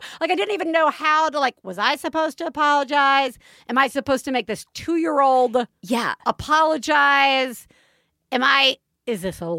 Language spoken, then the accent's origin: English; the South, United States; moved away; I grew up in the South